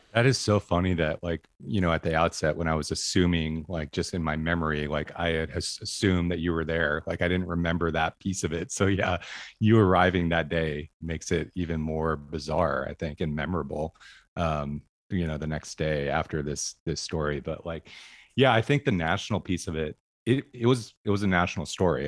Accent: Medford, Oregon, United States; I grew up in Medford

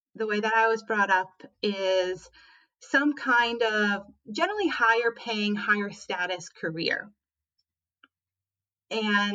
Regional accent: Minnesota, United States; moved away; also born or lived in San Francisco; I grew up in Minnesota. I am the child of immigrants from Belarus

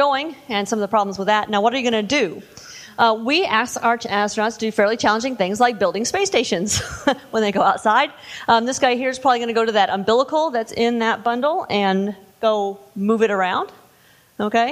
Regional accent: Indiana, United States; I grew up in I'm from Indiana

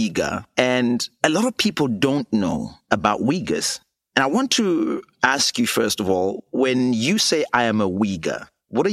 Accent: Zimbabwe; I'm a pastor from Zimbabwe, where I was jailed and tortured for mobilizing millions of people to demand better governance

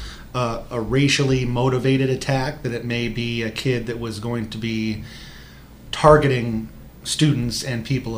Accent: Marion, Iowa, United States; I grew up in Marion, I grew up less than a half mile away from the Cedar Rapids-Marion border.

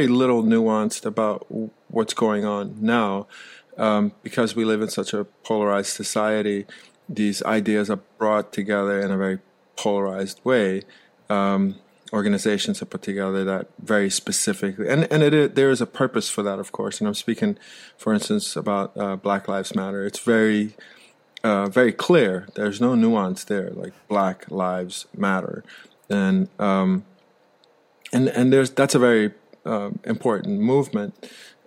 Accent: United States; also born or lived in Netherlands; I grew up in the United States of America, and it was very much in a Caribbean culture

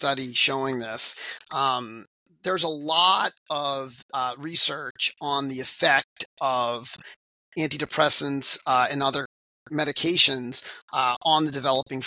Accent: Framingham, Massachusetts, United States; I was born in Framingham, Massachusetts. I'm a local Framingham guy and grew up here in this community where I currently practice

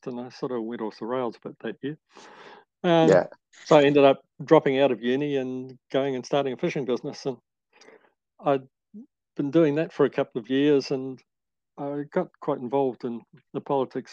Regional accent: Papakura, Auckland, New Zealand; moved away as an adult; now in Kaikoura, New Zealand; I was born in Papakura and went to Waikato University initially, and then Auckland University

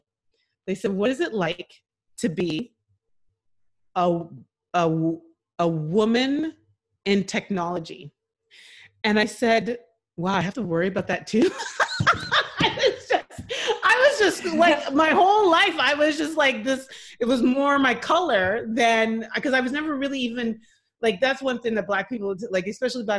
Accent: Montreal, Quebec, Canada; also born or lived in Ottawa, Canada / Nigeria (ancestry); growing up in Montreal in the late 70s

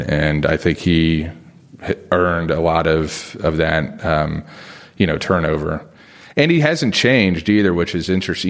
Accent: Springfield, Ohio, United States; moved away; also born or lived in South Bend, Indiana; I was born in South Bend, but I grew up in Springfield, Ohio

